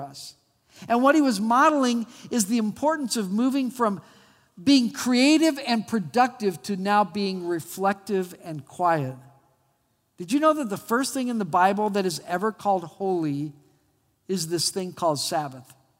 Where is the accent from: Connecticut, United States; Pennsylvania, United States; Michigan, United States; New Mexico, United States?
New Mexico, United States; Albuquerque; When I was a kid, I grew up in Albuquerque, New Mexico